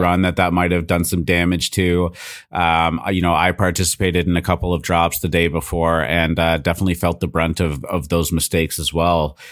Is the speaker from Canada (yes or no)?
yes; Canada; I'm Canadian